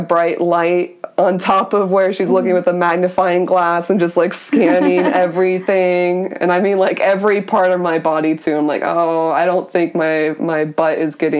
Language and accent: English; Florida, United States; Yeah, well, like, I came here from Florida.